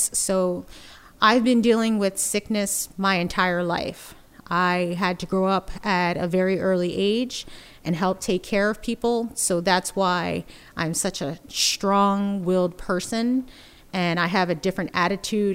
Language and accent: English; United States; moved away as an adult; now in Bay Area, United States; I am originally from the East Coast, New Jersey, Philadelphia area